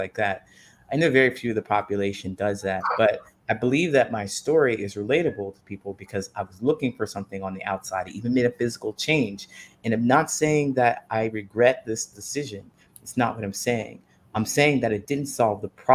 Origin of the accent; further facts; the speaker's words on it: Ohio, United States; moved away as an adult; also born or lived in California; I decided that I would leave Ohio and I moved to California